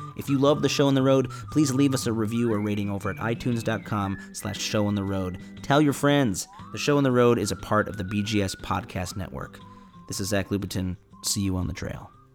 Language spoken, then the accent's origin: English; Chicago, Illinois, United States; my hometown of Chicago